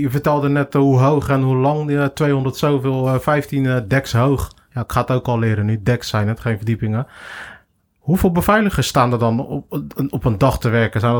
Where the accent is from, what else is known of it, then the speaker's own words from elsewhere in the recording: Capelle aan den IJssel, South Holland, Netherlands; ik ben opgegroeid in Capelle Ooschade. Daar heb je de flats, de hoeken. Die zijn 14 hoog.